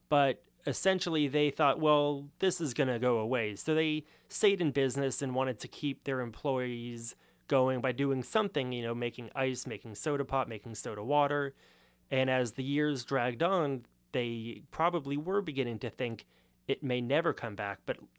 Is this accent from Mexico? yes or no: no; Los Angeles, California, United States; That is correct. So being from Los Angeles, you would think that because it is the second biggest city in the country, it must have a pretty good beer culture.